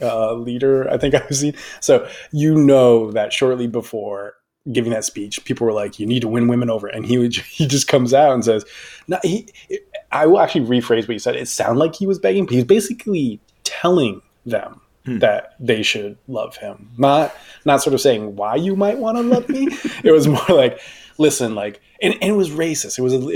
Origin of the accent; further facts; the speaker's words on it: California, United States; though locally sourced, because I'm a Californian.